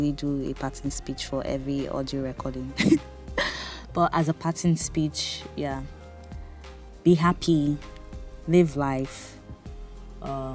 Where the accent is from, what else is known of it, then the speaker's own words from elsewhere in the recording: Bonny, Rivers State, Nigeria; moved away as an adult; So I grew up in Bonny, a small town where everywhere was trekkable